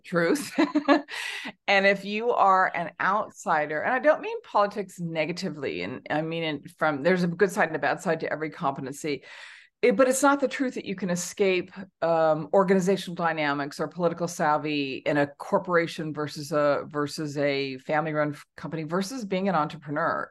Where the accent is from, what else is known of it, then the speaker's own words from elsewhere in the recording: Southern California, United States; moved away as an adult; also born or lived in China / Hong Kong; now in Singapore; I grew up in Southern California